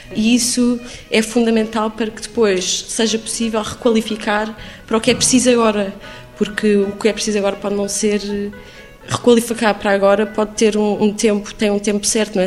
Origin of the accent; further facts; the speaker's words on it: Lisbon, Portugal; also born or lived in Islington, London; now in London, United Kingdom; ter nascido e crescido em Lisboa